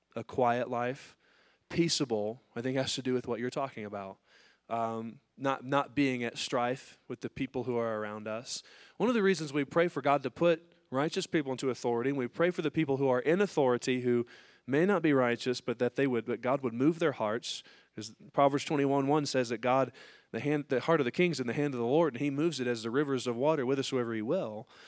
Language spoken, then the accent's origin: English; United States